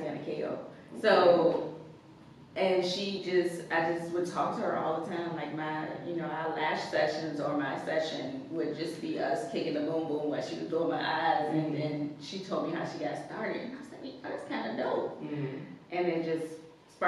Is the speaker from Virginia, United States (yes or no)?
yes; Virginia, United States; also born or lived in Louisa, Virginia / Montpelier, Virginia; I'm from Virginia, but my family is from like Louisa, Montpelier area, so it's got a country. I've got a country girl. but I've lived in the city since elementary school